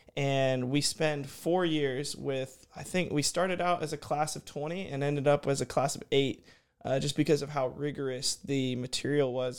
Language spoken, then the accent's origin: English; Houston, Texas, United States; also born or lived in College Station, Texas; I'm from Houston, Texas. I, uh, grew up there